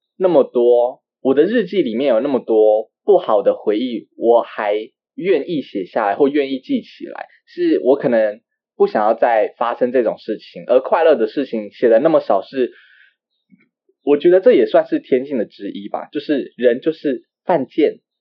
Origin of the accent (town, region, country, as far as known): Taiwan